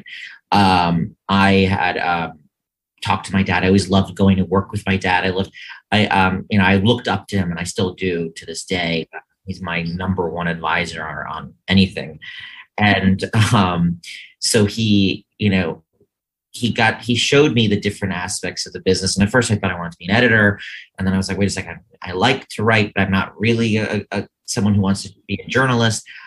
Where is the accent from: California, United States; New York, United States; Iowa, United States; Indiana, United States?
New York, United States; Scarsdale; I was born here in the city. But my parents eventually decided, like most, that they didn't want to pay for private school. So they moved to Scarsdale. And that's where I grew up from age 5 until college